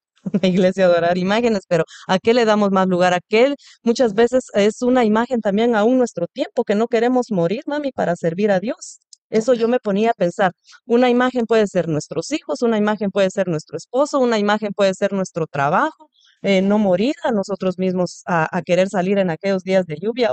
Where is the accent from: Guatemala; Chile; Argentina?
Guatemala; yo soy de Guatemala